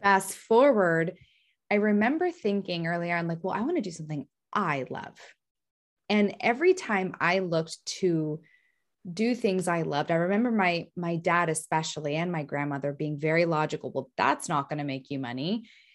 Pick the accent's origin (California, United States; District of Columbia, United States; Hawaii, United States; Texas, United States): California, United States; San Francisco; I'm from San Francisco